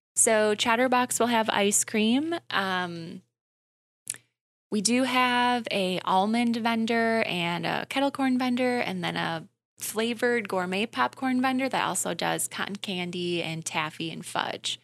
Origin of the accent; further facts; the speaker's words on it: Wisconsin Rapids, Wisconsin, United States; I'm from Wisconsin Rapids, so I've been to the downtown Grand Affair plenty of times